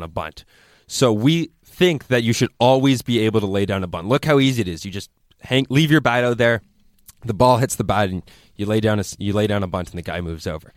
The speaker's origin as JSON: {"language": "English", "country": "Canada", "said": "As a Canadian."}